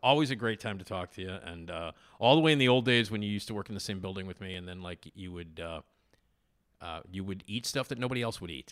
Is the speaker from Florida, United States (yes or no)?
no; Chicago, Illinois, United States; I grew up on Addison, and they were on Irving. And, uh, you know, I lived at Addison and Lincoln